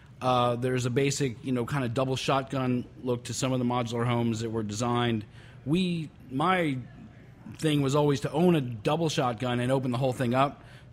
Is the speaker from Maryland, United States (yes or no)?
yes; Rockville, Maryland, United States; moved away; I grew up in Rockville, Maryland